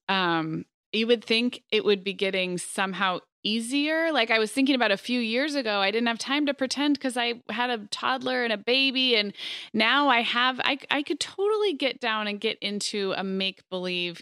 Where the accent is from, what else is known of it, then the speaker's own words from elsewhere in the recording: Montecito, California, United States; my smaller hometown of Montecito, where I actually grew up